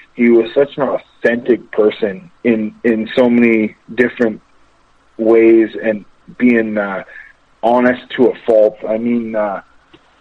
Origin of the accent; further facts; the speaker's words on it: Amherstburg, Ontario, Canada; also born or lived in Windsor, Ontario; I'm from Windsor, Ontario, Amherstburg, Ontario